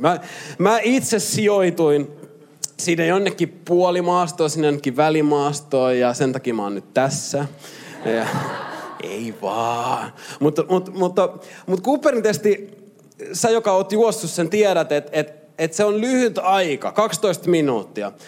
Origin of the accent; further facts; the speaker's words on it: Lahti, Päijät-Häme, Finland; moved away; mä oon Lahdesta kotosi ja Lahdessa mä pelasin futista